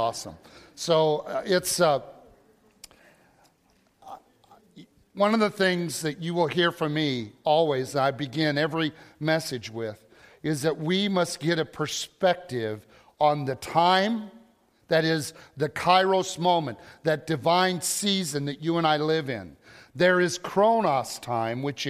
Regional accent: Illinois, United States; We are from Illinois, and we have been diehard Cubs fans for generations

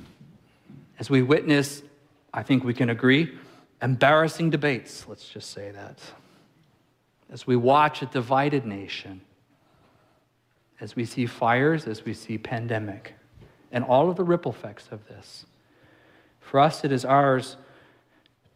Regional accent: Apple Valley, California, United States; now in Alaska, United States; I grew up in Apple Valley, California, in the high desert.

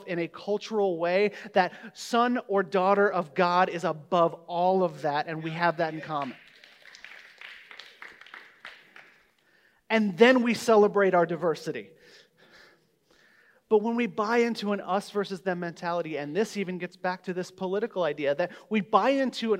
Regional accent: Omaha, Nebraska, United States; born or raised there

